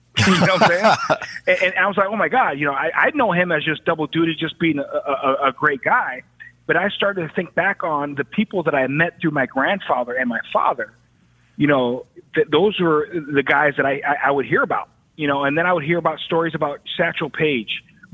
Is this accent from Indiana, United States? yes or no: no; Chicago, Illinois, United States; being a kid growing up in Chicago, watching all those Bulls teams, I really wanted to be a basketball player.